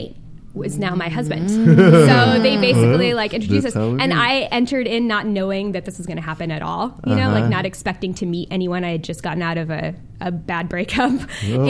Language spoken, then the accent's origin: English; Southern California, United States; I was born and raised in Southern California